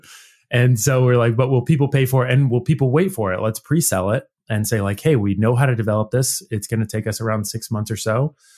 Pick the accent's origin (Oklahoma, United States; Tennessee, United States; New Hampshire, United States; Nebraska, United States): Nebraska, United States; moved away; we're all originally from Nebraska, again, central Midwest United States